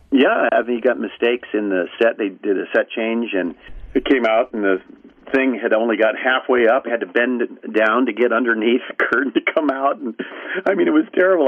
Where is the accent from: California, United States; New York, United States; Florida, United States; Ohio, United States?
California, United States; Newport Beach; also born or lived in Bethesda, Maryland; I was probably eight months old when we came back home, where they they decided home was, which was the Newport Beach, Corona Laguna area.